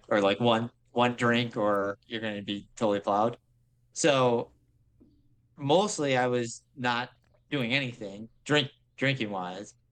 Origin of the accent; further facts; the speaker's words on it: Grosse Pointe, Michigan, United States; I grew up in Grosse Pointe, which is like the affluent suburb out of uh, by Detroit